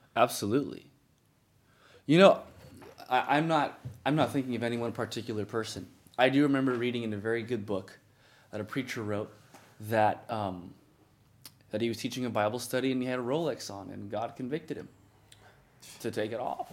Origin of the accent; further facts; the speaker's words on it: United States; I'm American. I'm, I'm Ethiopian American